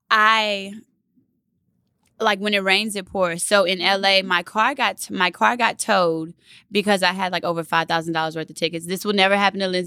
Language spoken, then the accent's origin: English; Baton Rouge, Louisiana, United States; moved away; Yeah, I'm from Baton Rouge, Rouge Louisiana. Okay. The youngest of five girls